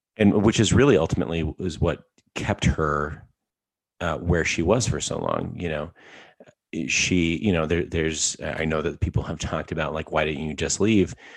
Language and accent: English; Alberta, Canada; I am from Alberta, Canada